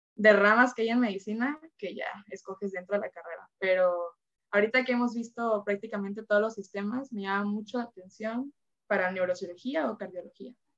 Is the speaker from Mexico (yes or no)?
yes; Veracruz, Mexico; now in Villahermosa, Mexico; yo soy de Veracruz y cuando me vine a Villahermosa